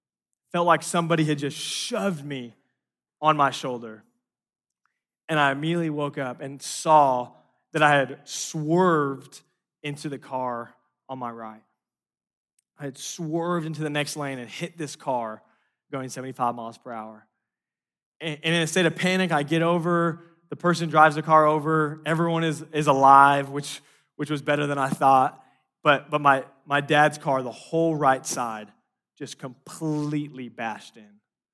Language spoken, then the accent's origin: English; Los Angeles, California, United States; And I grew up in Los Angeles. We have these like 7-lane highways.